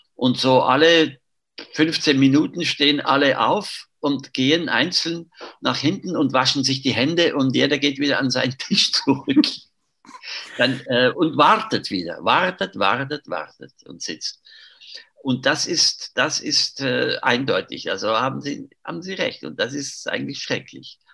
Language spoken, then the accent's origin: German; Zurich, Switzerland; ich bin in Zürich aufgewachsen